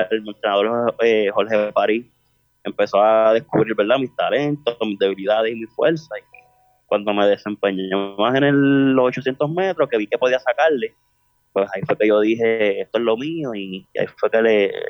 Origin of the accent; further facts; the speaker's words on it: Carolina, Puerto Rico; Gracias, eh, de Carolina.